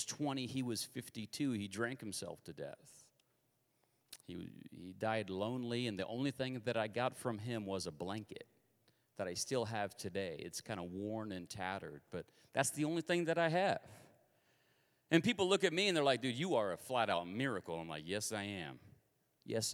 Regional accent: Kansas, United States; I'm from Kansas

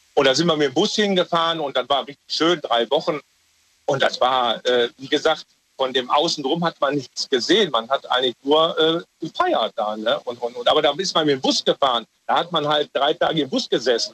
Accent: Ruhr area, North Rhine-Westphalia, Germany; bei uns im Ruhrgebiet

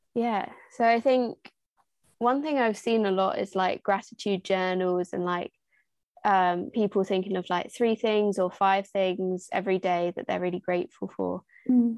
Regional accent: Little Wymondley, East of England, United Kingdom; I come from Little Wymondley, which is a village

